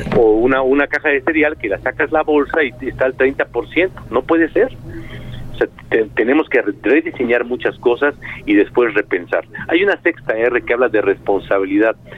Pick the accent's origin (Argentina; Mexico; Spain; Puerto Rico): Mexico